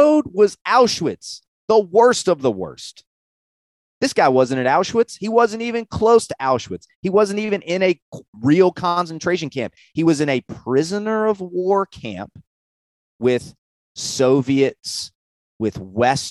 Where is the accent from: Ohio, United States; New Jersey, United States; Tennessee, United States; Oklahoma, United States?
Tennessee, United States; I'm from Tennessee